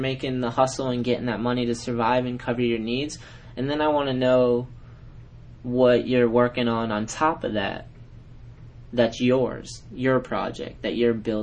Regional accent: New England, United States; I'm from New England

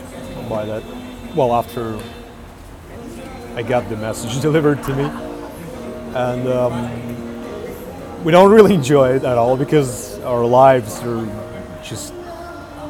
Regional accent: Urals, Russia; moved away as an adult; also born or lived in Moscow, Russia; now in Vilnius, Lithuania; So I'm Russian born. I come from Urals

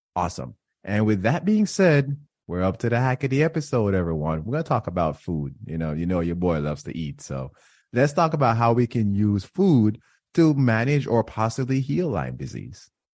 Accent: Jamaica; now in Florida, United States; I grew up in Jamaica

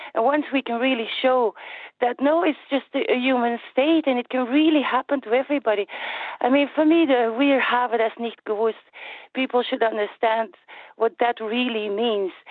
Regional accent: Flanders, Belgium; I'm from Flanders

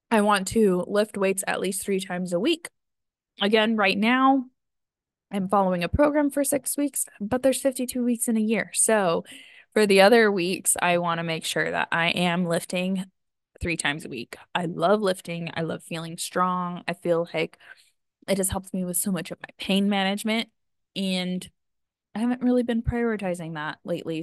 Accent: outside of Yosemite, California, United States; I grew up right outside of Yosemite

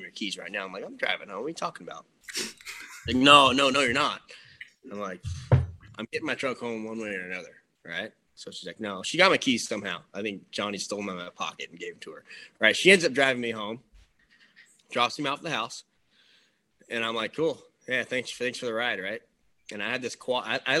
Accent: Vacaville, California, United States; also born or lived in Tennessee / Texas; my hometown, Vacaville.

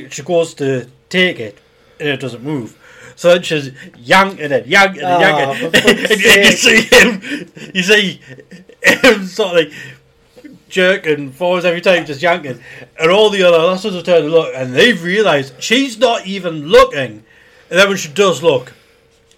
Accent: United Kingdom; we're British

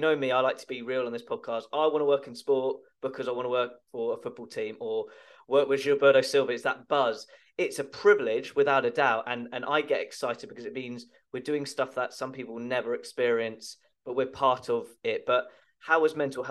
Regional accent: England, United Kingdom; we're both English

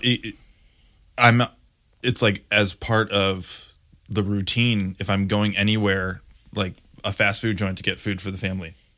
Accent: Grand Rapids, Michigan, United States; moved away; I grew up in Grand Rapids, Michigan

